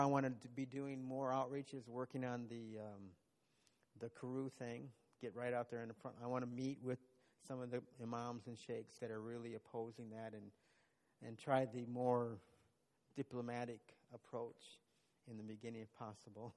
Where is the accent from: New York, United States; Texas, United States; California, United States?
Texas, United States; moved away as an adult; now in Uganda; as a Texan